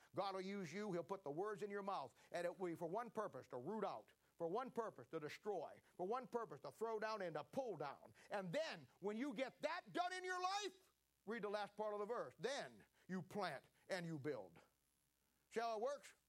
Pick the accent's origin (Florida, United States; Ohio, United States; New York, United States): Ohio, United States; moved away as an adult; now in Kansas City, United States; I was born and raised in Ohio